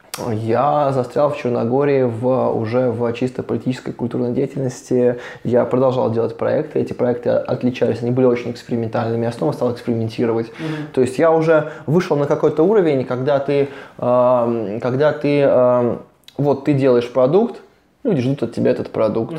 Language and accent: Russian; Voronezh, Voronezh Oblast, Russia; also born or lived in Saint Petersburg / Montenegro; я художник из Воронежа, мы занимаемся вообще развитием Воронежа.